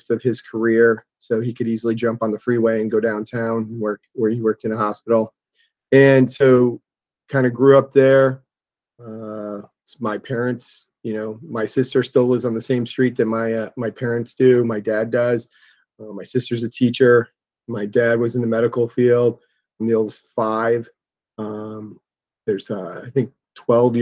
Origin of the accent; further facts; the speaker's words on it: Columbia Station, Ohio, United States; I grew up in Lorain County in a small town called Columbia Station